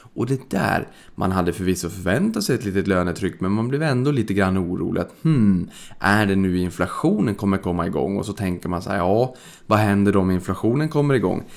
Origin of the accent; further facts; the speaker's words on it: Sweden; vi svenskar